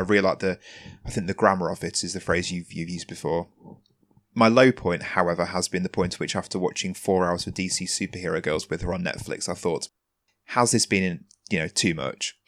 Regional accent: England, United Kingdom; my being English

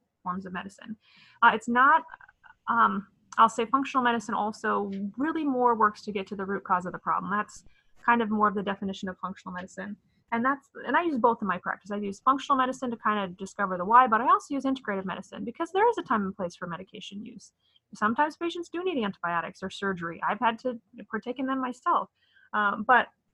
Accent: Midwest, United States; I was born and raised in the Midwest

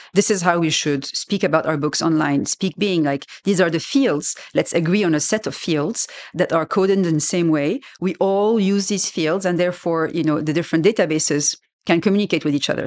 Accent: Lebanon; first language French; English is a second language; moved away as an adult; also born or lived in France; I grew up in Lebanon

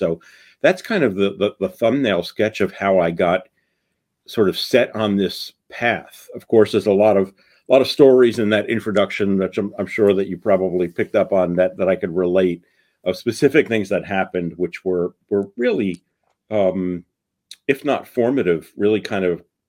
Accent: New York City, New York, United States; I grew up in the Bronx in New York, raised a Jew, a faithful Jew, a cultural Jew more than a religious Jew, more interested in bagels than Torah

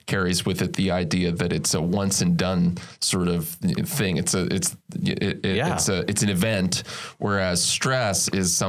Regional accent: Philadelphia, Pennsylvania, United States; I'm from Philly

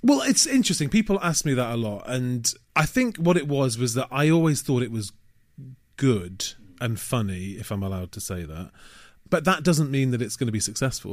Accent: Manchester, North West England, United Kingdom; moved away as an adult; also born or lived in Leeds; now in London, United Kingdom; I had a great childhood growing up in Manchester.

